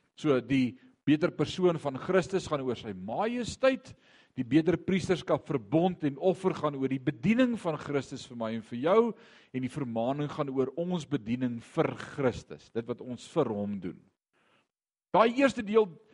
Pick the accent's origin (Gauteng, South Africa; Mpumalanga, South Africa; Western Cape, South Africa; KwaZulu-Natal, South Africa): Mpumalanga, South Africa; Eastern Transvaal; also born or lived in Barberton / Ermelo; ons het in Indrina gebly vandat ek 6 jaar oud is, ek het graad 7 of standaard 5 dae gemaak